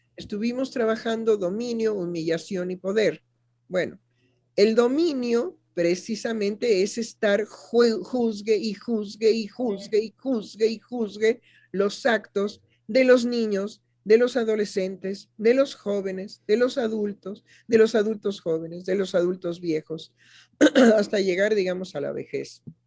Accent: Mexico

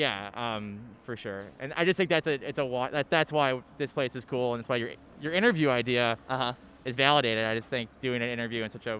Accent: Chicago, Illinois, United States; also born or lived in Missouri; I grew up in Jefferson Park, which is the far north side of the city here.

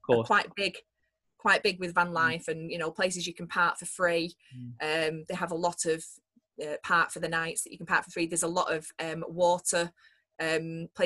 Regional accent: Manchester, North West England, United Kingdom; we're from Manchester

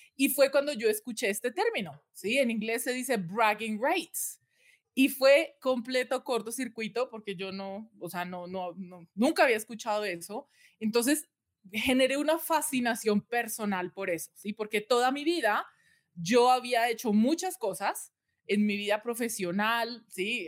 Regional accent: Colombia; now in United States; Yo soy nacida, criada en Colombia

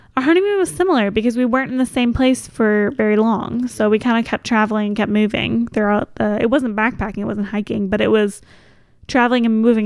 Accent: Kentucky, United States; we're from Kentucky

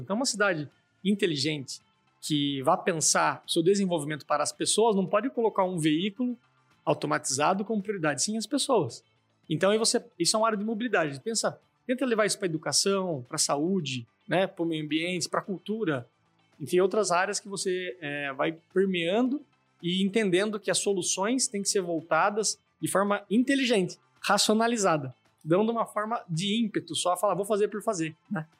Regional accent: Sorocaba, São Paulo, Brazil; accent: caipira; also born or lived in Araçoiaba da Serra; sou aqui de Sorocaba, mas tenho esse jeitão a ver pelo meu sotaque bem caipira, né? sou um cara do interior, falo porta torta, leite quente

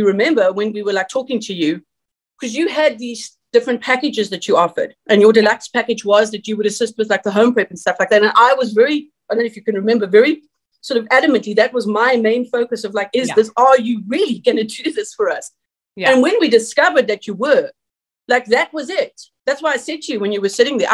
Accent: South Africa; moved away; also born or lived in San Jose, California; I'm South African

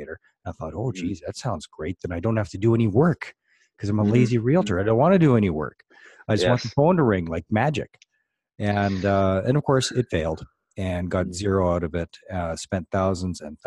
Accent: Canada; I'm from Canada

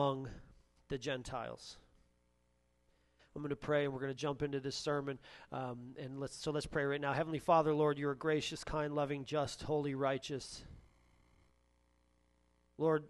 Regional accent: Michigan, United States; now in Columbus, United States; I'm from Michigan

